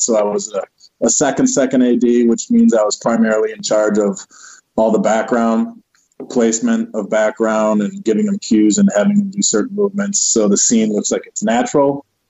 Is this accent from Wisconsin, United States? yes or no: yes; Milwaukee, Wisconsin, United States; now in Los Angeles, United States; I'm from Milwaukee, a city of 600,000